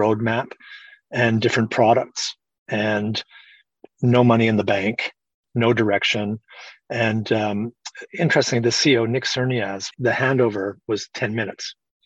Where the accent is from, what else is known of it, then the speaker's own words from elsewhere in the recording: Canada; being a Canadian, where you never want to offend anybody